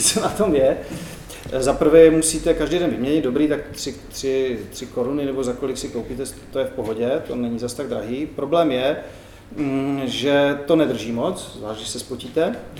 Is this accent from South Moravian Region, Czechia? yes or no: yes; Brno, South Moravian Region, Czechia; jak se říká u nás v Brně